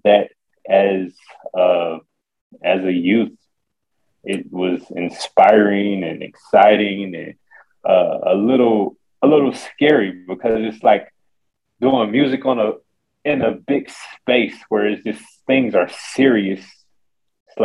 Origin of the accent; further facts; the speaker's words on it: Detroit, Michigan, United States; I'm from Detroit, Michigan